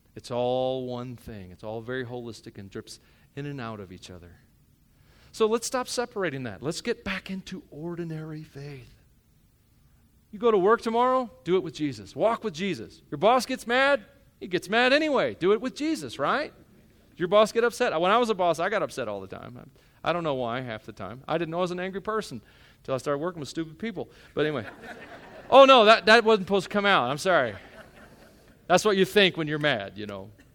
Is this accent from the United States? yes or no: yes; Union City, Tennessee, United States; now in Rock Springs, United States; I'm from Union City, Tennessee. You don't know where that is. It's a little hole in the wall town.